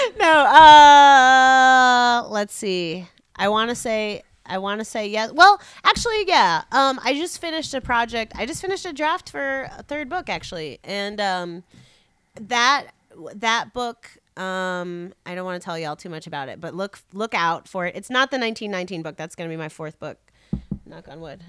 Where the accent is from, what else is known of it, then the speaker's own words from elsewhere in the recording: Chicago, Illinois, United States; I'm a Chicagoan